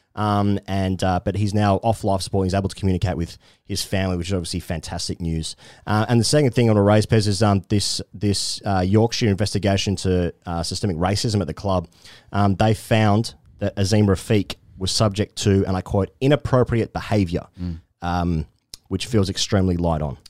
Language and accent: English; Australia; as an Australian fan